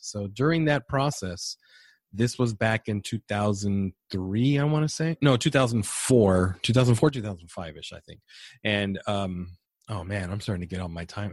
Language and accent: English; San Diego, California, United States; moved away as an adult; now in San Antonio, United States; born and raised in San Diego